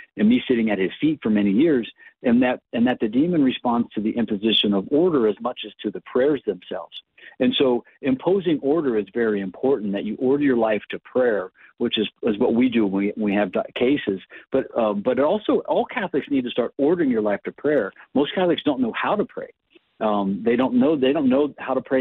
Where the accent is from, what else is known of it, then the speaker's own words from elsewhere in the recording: Ohio, United States; moved away; I'm from Ohio originally